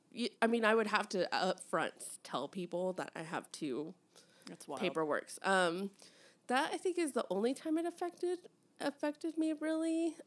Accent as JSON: {"language": "English", "country": "Mexico", "said": "I take the blue passport, but when I get asked questions, I'm like, I'm from Mexico."}